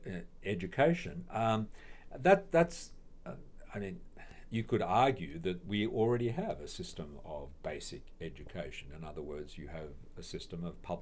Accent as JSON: {"language": "English", "country": "Australia", "tie": "born or raised there", "moved": "as an adult", "lives_now": "Minnesota, United States", "said": "I come from Australia"}